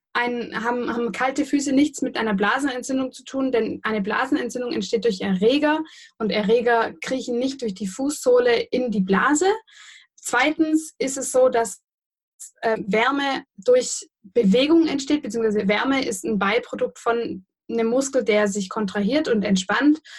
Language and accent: German; Göppingen, Baden-Württemberg, Germany; ich persönlich bin ja aus Göppingen.